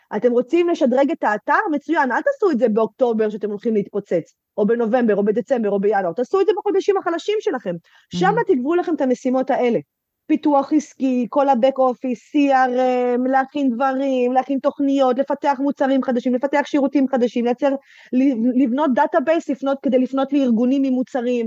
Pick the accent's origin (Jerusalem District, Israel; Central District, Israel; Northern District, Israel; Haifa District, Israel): Central District, Israel; Netanya; שכונה שחרדית אצלנו בנתניה